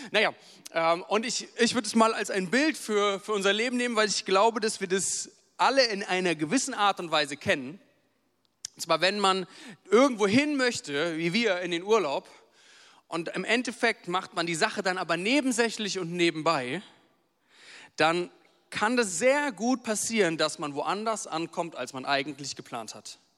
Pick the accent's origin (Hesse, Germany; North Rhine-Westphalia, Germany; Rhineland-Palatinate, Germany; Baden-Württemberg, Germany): Hesse, Germany; Wiesbaden; wir, wir kommen ja aus Wiesbaden, sind seit zweieinhalb Jahren mittlerweile verheiratet